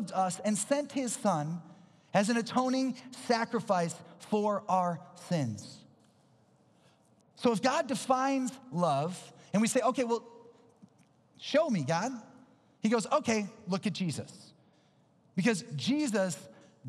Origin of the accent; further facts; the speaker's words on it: Minnesota, United States; I'm from Minnesota